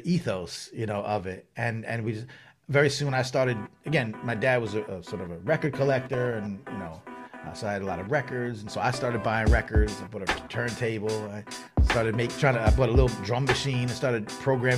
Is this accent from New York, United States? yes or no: yes; Long Island, New York, United States; So I grew up on Long Island, right outside of New York City